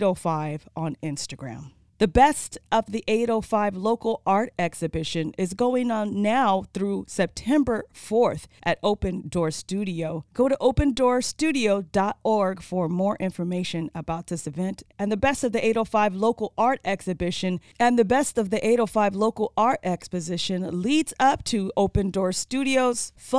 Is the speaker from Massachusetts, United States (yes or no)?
no; Oxnard, California, United States; I was from Oxnard